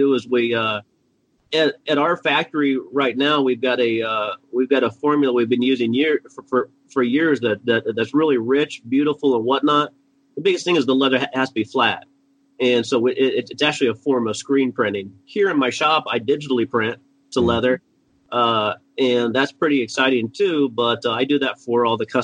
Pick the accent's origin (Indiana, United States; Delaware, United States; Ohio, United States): Indiana, United States; now in New Hyde Park, United States; I grew up in Indiana